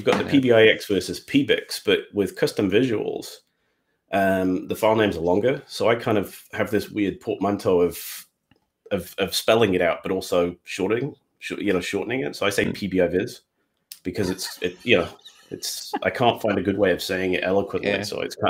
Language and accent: English; West Midlands, United Kingdom; also born or lived in Gainsborough / Stoke-on-Trent / Nuneaton; I'm from the Midlands would be the easiest way to say it. So the nearest city would be Birmingham.